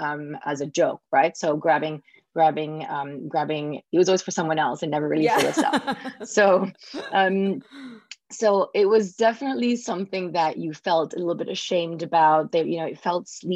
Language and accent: English; Singapore; I grew up in Singapore, and especially it was in the 80s. So especially with my parents as well, arriving in 82